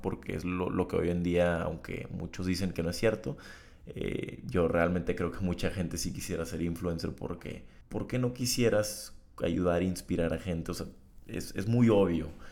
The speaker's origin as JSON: {"language": "Spanish", "town": "Tijuana", "region": "Baja California", "country": "Mexico", "tie": "born or raised there", "moved": "as an adult", "lives_now": "Monterrey, Mexico", "said": "Tijuana es mi ciudad natal, donde está toda la sociedad que yo conozco"}